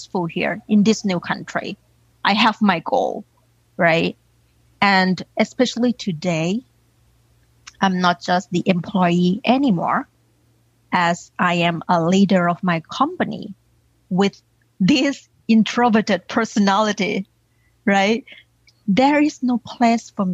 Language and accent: English; Thailand; English is a second language; now in United States; I grew up in Thailand and I was raised by a single mom, aunties